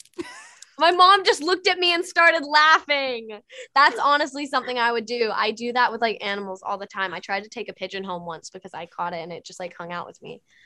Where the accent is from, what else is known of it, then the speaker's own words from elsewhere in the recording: Texas, United States; I'm from Texas, Southern manners